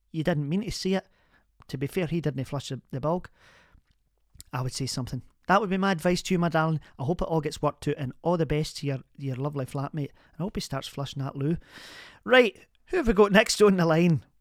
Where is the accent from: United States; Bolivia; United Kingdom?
United Kingdom; Glasgow, Scotland; also born or lived in Kilmarnock; I was born in Kilmarnock, but I'm a Glasgow woman